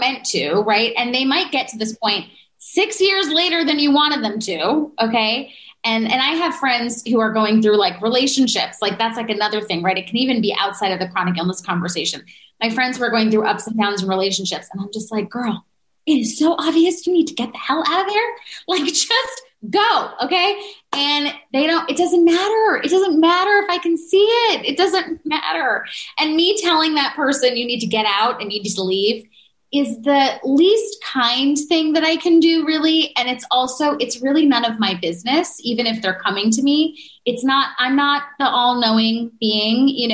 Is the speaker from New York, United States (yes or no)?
yes; New Yorker, United States; I'm a New Yorker.